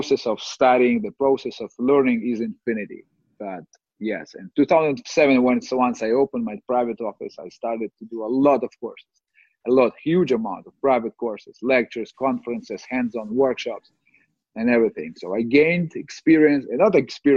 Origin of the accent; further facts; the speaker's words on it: Kyiv, Ukraine; I'm from Kiev, Ukraine